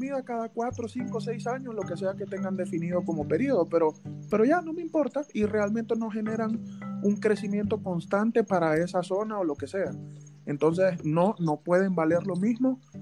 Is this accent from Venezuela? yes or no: yes; Venezuela; moved away as an adult; yo me vine graduado de Venezuela